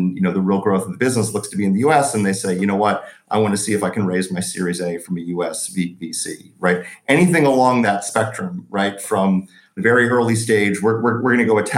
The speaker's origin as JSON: {"language": "English", "country": "United States", "moved": "as an adult", "lives_now": "London, United Kingdom", "said": "I'm an American in London"}